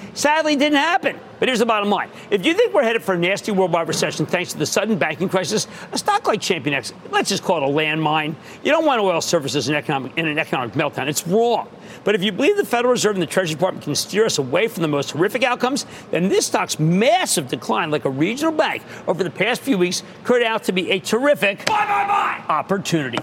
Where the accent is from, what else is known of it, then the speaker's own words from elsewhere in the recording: New Jersey, United States; my home state, New Jersey